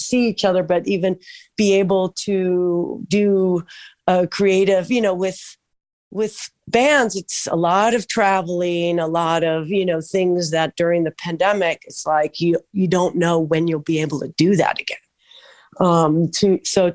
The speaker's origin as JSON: {"language": "English", "region": "Southern California", "country": "United States", "tie": "born or raised there", "also_born_or_lived": "Mar del Plata, Argentina", "said": "I'm actually from Southern California. I've been here 40 years plus"}